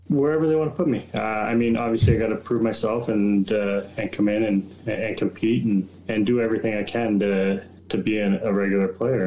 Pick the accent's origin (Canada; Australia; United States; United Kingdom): Canada; New Liskeard, Ontario; being so close to the border in, in Northern Ontario